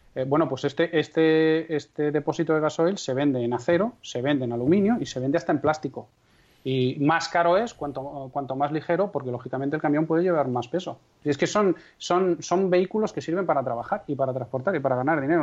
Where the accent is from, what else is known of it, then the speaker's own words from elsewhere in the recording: Castrejón de Trabancos, Castile and León, Spain; mi pueblo es Castrejón de Trabancos, que tiene aproximadamente 170 habitantes censados, en la provincia de Valladolid